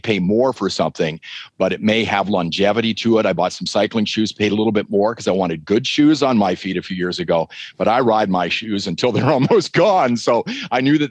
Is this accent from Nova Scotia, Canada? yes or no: no; southwestern Ontario, Canada; accent: Canadian; now in Calgary, Canada; my hometown, which is in southwestern Ontario